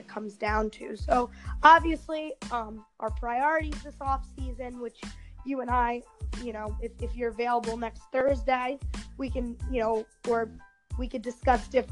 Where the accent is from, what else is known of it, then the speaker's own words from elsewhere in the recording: New Jersey, United States; my home state of New Jersey